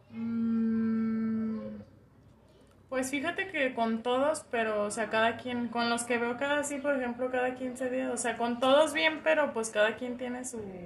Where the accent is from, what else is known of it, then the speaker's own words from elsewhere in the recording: Guadalajara, Jalisco, Mexico; Aquí en Guadalajara, Jalisco